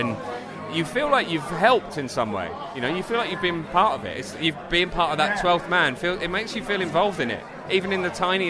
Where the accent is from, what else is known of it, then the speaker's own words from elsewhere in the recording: Essex, East of England, United Kingdom; I live in... Where I'm from Essex, but it is technically a London borough.